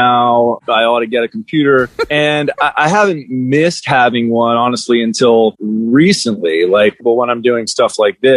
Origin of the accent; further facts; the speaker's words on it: Los Angeles, California, United States; also born or lived in New York City / Miami, Florida; I grew up here. I moved out here